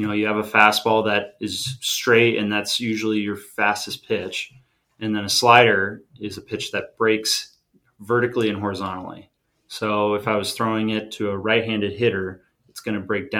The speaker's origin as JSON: {"language": "English", "town": "San Diego", "region": "California", "country": "United States", "tie": "born or raised there", "said": "growing up in San Diego"}